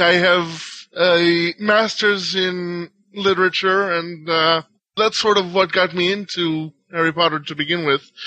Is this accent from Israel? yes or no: yes; Israel; English is a second language; moved away; I'm actually born in Israel and I have family all over the world